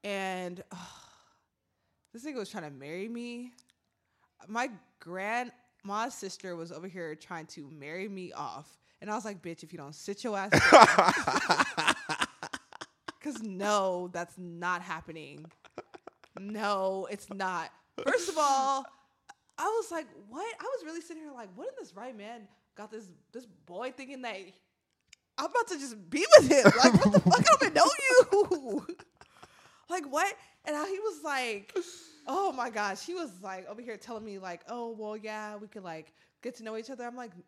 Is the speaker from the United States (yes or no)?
yes; United States; I'm from America.